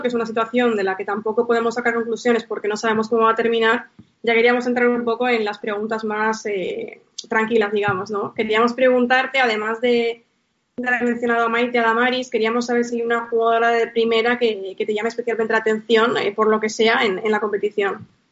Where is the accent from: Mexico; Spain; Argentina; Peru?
Spain; Bilbao, Basque Country; mi tierra